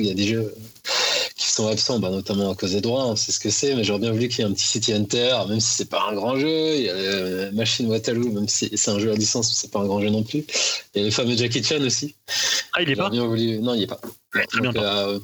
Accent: Paris, Île-de-France, France; je suis parisien de base

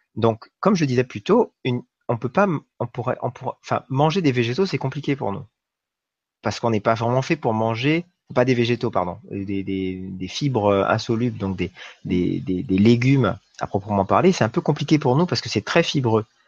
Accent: New Caledonia; j'ai grandi en Nouvelle-Calédonie

